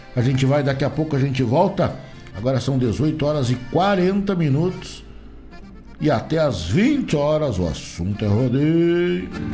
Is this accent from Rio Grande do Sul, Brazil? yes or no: yes; Rio Grande do Sul, Brazil; eu sou gaúcho